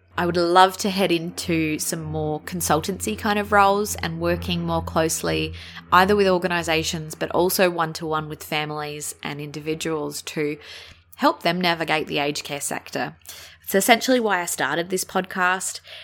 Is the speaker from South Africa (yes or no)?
no; Adelaide, South Australia, Australia; I'm from Adelaide